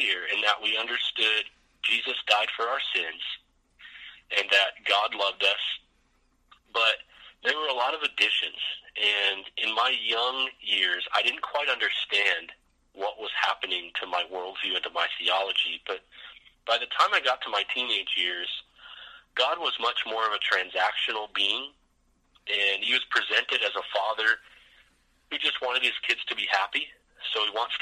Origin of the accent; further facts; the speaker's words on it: Vancouver, British Columbia, Canada; also born or lived in Florida; My dad planted a church up in Vancouver, British Columbia. So I was grew up Canadian, even though I was born in Florida